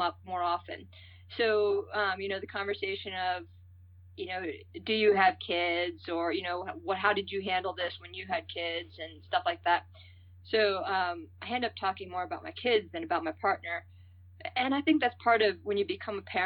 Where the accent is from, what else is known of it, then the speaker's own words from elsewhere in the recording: San Francisco, California, United States; moved away as an adult; also born or lived in Santa Cruz; now in Colorado, United States; I was born in the Bay Area, San Francisco area, and my family's been there in on both sides for five generations